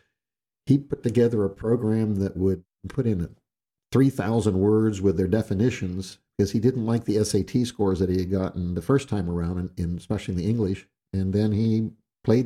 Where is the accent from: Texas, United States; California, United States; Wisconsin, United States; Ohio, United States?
California, United States; Southern; moved away; also born or lived in Guam / Vineland, New Jersey; I was raised in Southern California